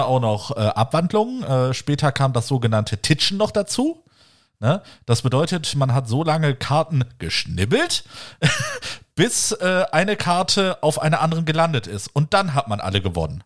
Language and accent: German; the West, western Germany, Germany; bei uns im Westen